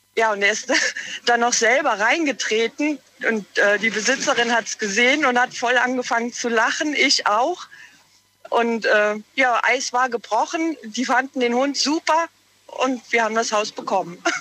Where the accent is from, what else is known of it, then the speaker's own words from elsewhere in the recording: Walmrod, Rhineland-Palatinate, Germany; Ich komme aus Walmroth im Westerwald